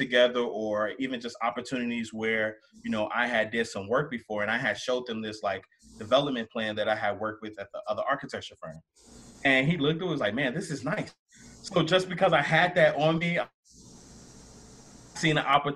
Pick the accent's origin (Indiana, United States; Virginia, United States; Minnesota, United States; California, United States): Indiana, United States; Gary; I'm a kid from Gary